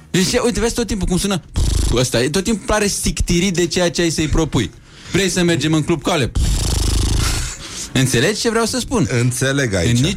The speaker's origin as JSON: {"language": "Romanian", "town": "Craiova", "region": "Dolj", "country": "Romania", "said": "sunt totuși din Craiova, nu din Vaslui."}